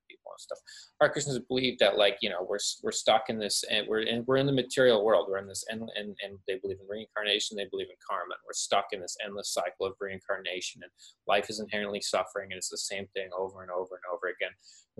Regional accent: Canada; I am from Canada.

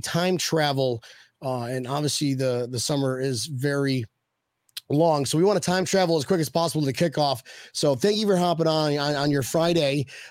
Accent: Australia; accent: Australian; You think I can get by with my Australian accent? What are you, mate? I'm a Bills fan, too. I'm from the land down under.

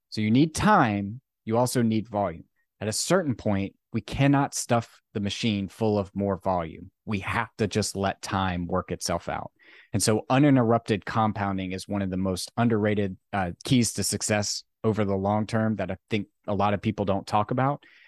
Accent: Virginia, United States; I grew up in Virginia

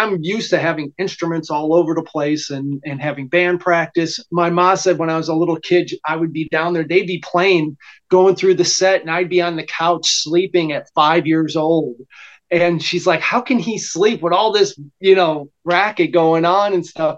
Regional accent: Chicago, Illinois, United States; moved away as an adult; also born or lived in Meridian, Mississippi; I was born and raised in Chicago.

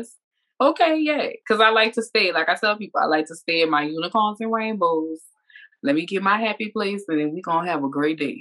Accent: New Orleans, Louisiana, United States; now in Georgia, United States; I'm from New Orleans

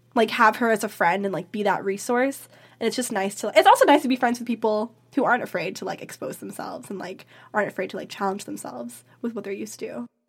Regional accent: Vancouver, British Columbia, Canada; also born or lived in Philippines; Growing up in Vancouver is a very unique experience in that you're on the West Coast, you're in North America

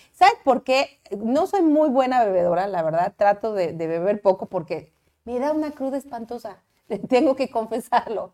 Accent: Cuernavaca, Morelos, Mexico; also born or lived in Axochiapan, Morelos; nací en Cuernavaca

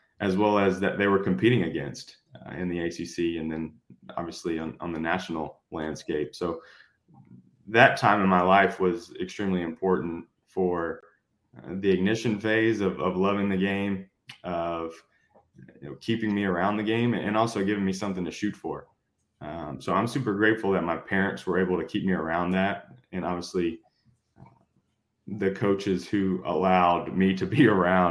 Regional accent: Greensboro, North Carolina, United States; moved away as an adult; also born or lived in Shelby, North Carolina; now in Houston, United States; I was born in Shelby, North Carolina. I lived there until I was 8 years old. My family moved to Greensboro, North Carolina at that time. So for, fifth grade through high school, I lived in Greensboro

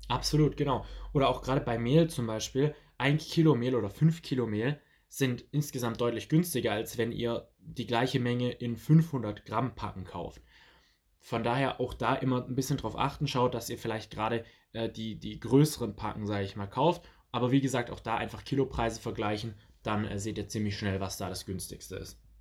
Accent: near Stuttgart, Swabia, Baden-Württemberg, Germany; ich komme ja aus der Nähe von Stuttgart, das heißt aus dem Schwabenland

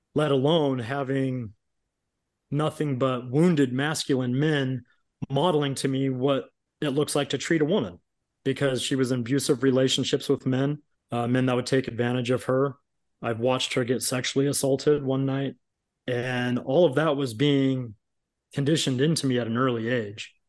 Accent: Long Beach, California, United States; I grew up in Southern California, Long Beach, California

